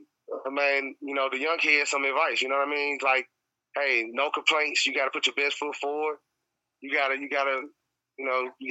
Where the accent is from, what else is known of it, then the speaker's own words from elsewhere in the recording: Memphis, Tennessee, United States; growing up in Memphis